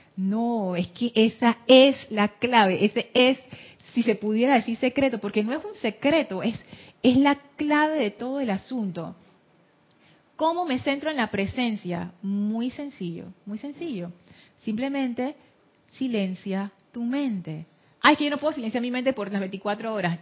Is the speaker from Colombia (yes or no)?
no; Panama; Soy mujer, soy panameña